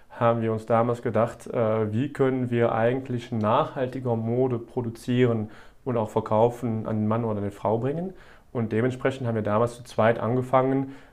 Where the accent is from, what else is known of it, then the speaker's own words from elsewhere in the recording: Wallonia, Belgium; Genau, äh, bin aus Ostbelgien